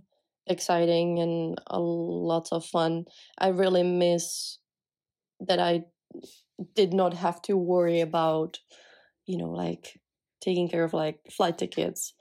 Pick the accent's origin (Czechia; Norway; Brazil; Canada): Czechia; English is a second language; moved away as an adult; as I was from Czech